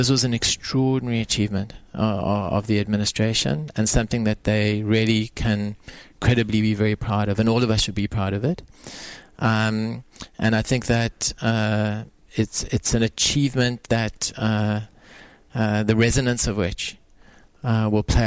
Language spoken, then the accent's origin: English; South Africa; now in United Arab Emirates; I say this as a South African now.